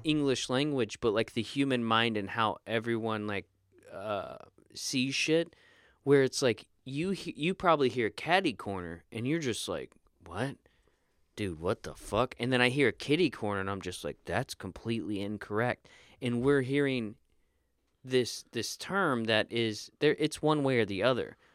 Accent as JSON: {"language": "English", "country": "United States", "tie": "born or raised there", "said": "I grew up in the Panhandle"}